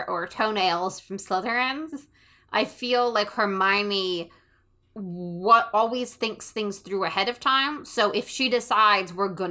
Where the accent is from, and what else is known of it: Canada